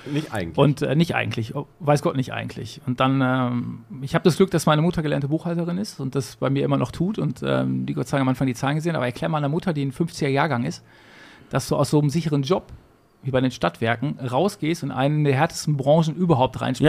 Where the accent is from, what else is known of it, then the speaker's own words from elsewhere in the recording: Gladbeck, North Rhine-Westphalia, Germany; also born or lived in Bottrop; Ich bin in Bottrop geboren. Ja. Perfekt und habe dann nach fünf Minuten rüber gemacht, weil damals in Gladbeck keine Kinderstation gab im Krankenhaus.